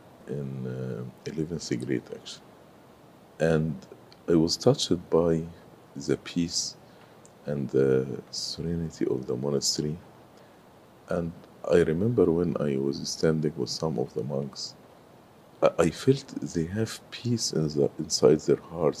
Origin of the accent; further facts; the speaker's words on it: Cairo, Cairo Governorate, Egypt; moved away as an adult; also born or lived in Sohag, Egypt; now in United States; I grew in Cairo, but I was not born in Cairo. We are originally from Upper Egypt. So I was born in Sohag, but I grew in Cairo